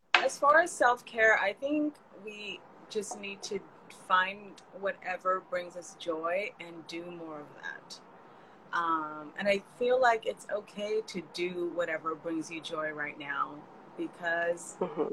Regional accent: California, United States; now in New York, United States; I grew up in California and all of my friends were Mexican

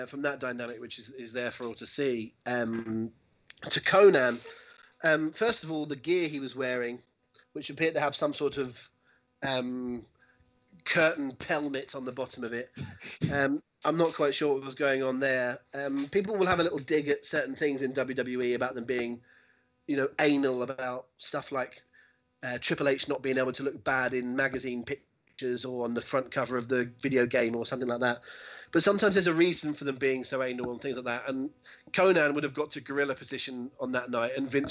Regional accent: England, United Kingdom; I'm an Englishman and not a Mexican

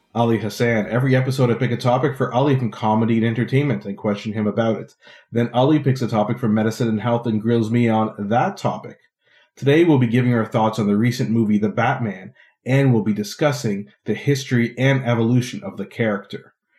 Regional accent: Ottawa, Ontario, Canada; in my hometown of Ottawa

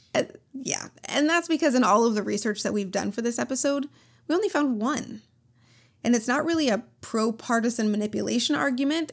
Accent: Minnesota, United States; I'm from Minnesota

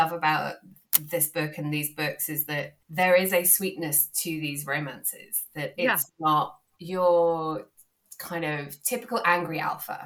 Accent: United Kingdom; accent: British; my lovely British accent

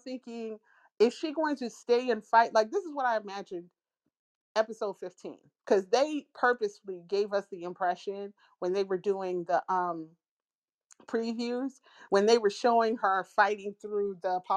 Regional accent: United States

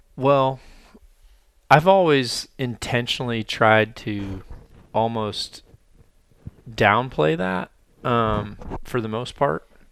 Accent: Mississippi Delta, United States; moved away; where I was from the Mississippi Delta

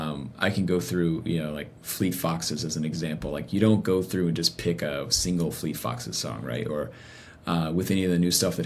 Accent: the South, United States; I mean, I came from the South. So like religion and church and something was so baked into our culture.

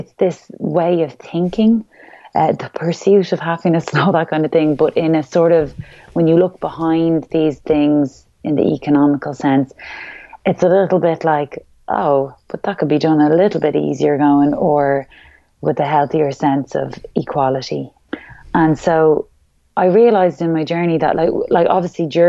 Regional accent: Ireland; who we really are as Irish people

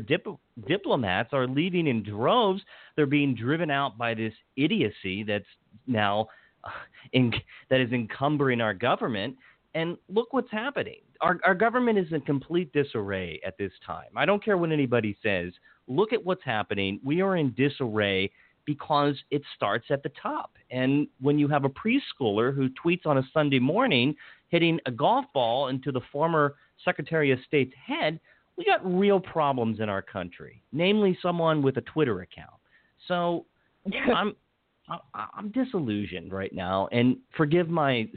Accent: Washington County, Western Maryland, United States; now in Montgomery County, United States; I live in Montgomery County. I grew up in the culturally conservative Western Maryland

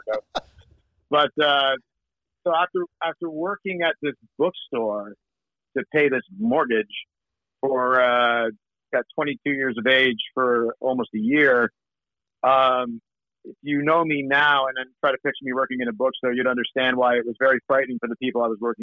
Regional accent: Canada; born or raised there; accent: Canadian; also born or lived in Wimbledon, London, England

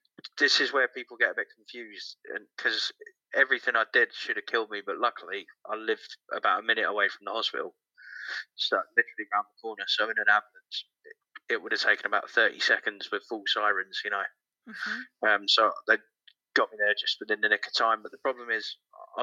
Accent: about an hour from London, South East England, United Kingdom; also born or lived in Manchester; Southeast, about an hour from London.

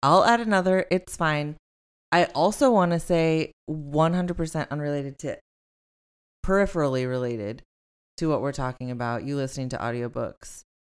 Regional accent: Long Beach, California, United States; I'm from Long Beach

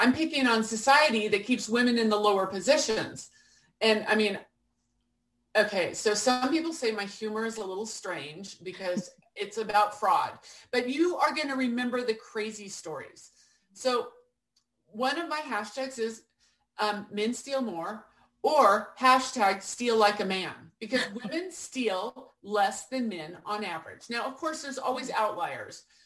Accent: Portland, Oregon, United States; I came back to where I grew up in Portland, Oregon

